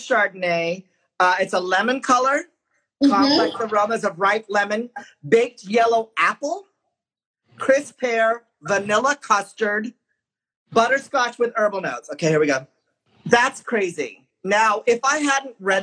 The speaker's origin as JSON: {"language": "English", "area": "Bay Area", "region": "California", "country": "United States", "tie": "born or raised there", "said": "I'm from the Bay Area"}